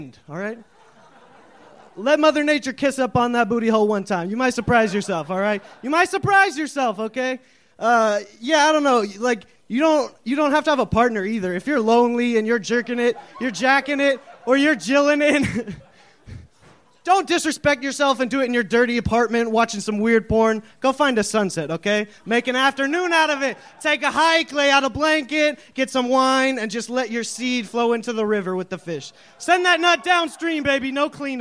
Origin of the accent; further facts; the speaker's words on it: Arizona, United States; also born or lived in Seattle, Washington; now in Boston, United States; I was born in Arizona. I grew up in Arizona a lot and in Seattle